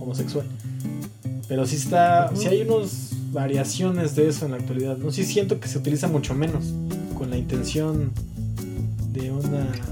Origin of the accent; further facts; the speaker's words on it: Mexico; soy mexicano